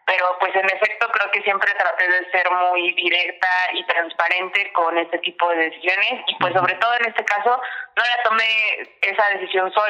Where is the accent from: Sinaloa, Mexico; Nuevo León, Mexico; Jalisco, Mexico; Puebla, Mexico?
Puebla, Mexico; como buena poblana